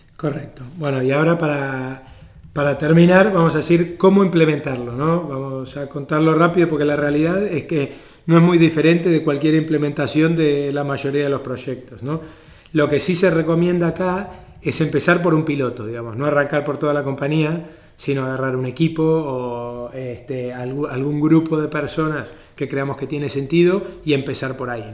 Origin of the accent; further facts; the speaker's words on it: Argentina; now in Spain; yo que vengo de Argentina y mismo aquí en España